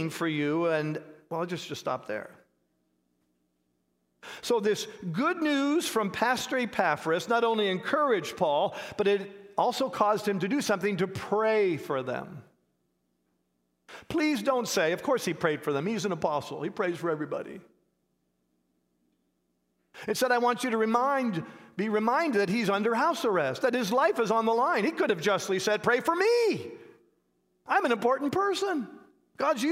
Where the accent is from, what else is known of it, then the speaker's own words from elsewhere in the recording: Canada; now in United States; I grew up in Canada, and my wife and I are American citizens now